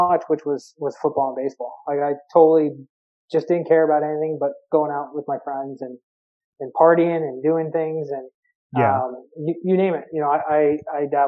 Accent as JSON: {"language": "English", "town": "Berwick", "region": "Pennsylvania", "country": "United States", "tie": "born or raised there", "said": "I was from Berwick area of Pennsylvania, which is quite known for their high school football in PA. It's a steelworking nuclear power plant, small town"}